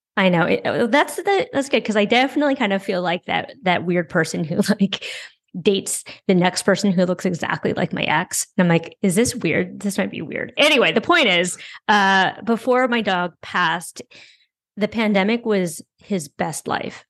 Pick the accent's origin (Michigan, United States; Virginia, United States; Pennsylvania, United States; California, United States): California, United States; San Francisco; moved away as an adult; now in New York, United States; So I grew up in San Francisco. I never had a car there